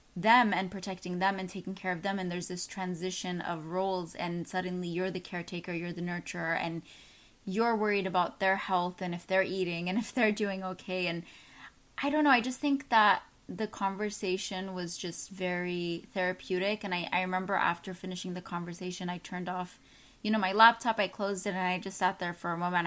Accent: Texas, United States; moved away; also born or lived in New York / Chicago; I grew up in Texas

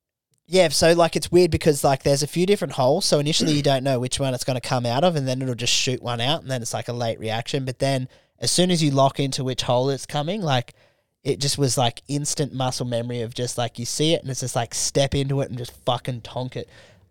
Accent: Australia; But I'm Australian, though.

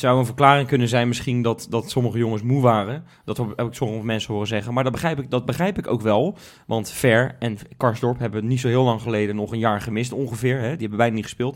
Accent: Rotterdam, South Holland, Netherlands; Wij zijn Rotterdammers

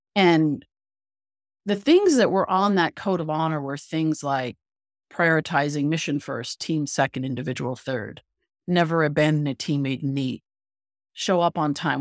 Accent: Canada; moved away; I'm originally from Canada, so I was in Canada.

